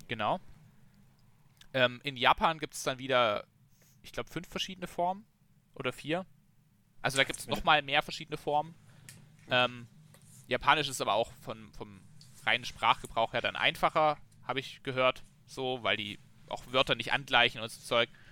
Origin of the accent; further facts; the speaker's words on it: Germany; als Deutscher trinkst du so dein Bier